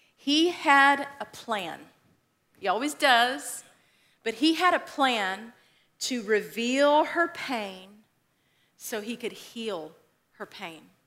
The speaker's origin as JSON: {"language": "English", "region": "West Texas", "country": "United States", "tie": "born or raised there", "moved": "yes", "said": "So I grew up in Texas. I consider myself a Texan, right? Because you just do that when you live in Texas. Um, but I grew up in West Texas"}